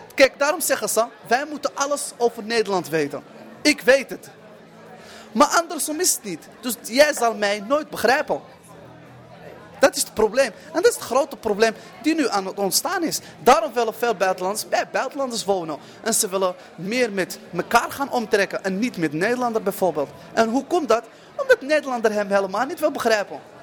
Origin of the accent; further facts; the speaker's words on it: Morocco; now in Netherlands; ik ben Marokkaan, ik ben moslim